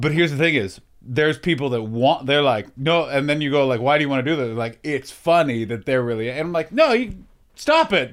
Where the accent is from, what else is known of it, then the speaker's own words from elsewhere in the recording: Canada; moved away; I'm from Canada